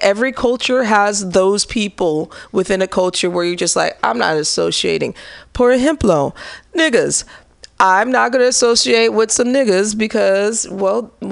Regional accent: Midwest, United States; now in San Francisco, United States; growing up in the Midwest

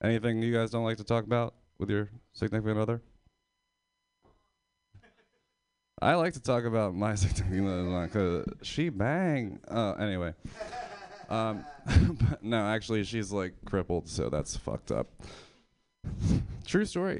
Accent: Pennsylvania, United States; I'm from Pennsylvania

